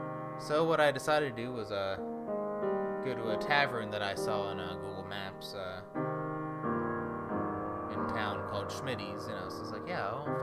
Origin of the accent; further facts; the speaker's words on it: Wisconsin, United States; Telling them that I lived in, that I came from Wisconsin, and told them my story